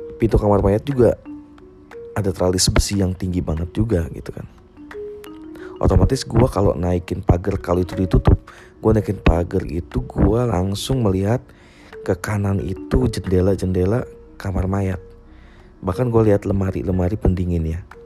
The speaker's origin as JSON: {"language": "Indonesian", "country": "Indonesia", "tie": "born or raised there", "said": "Desa Kewujon, desa gua dulu"}